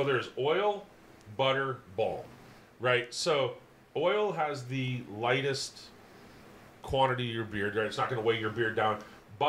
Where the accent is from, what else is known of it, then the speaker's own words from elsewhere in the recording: South Dakota, United States; moved away; I came from South Dakota, where it's really warm year-round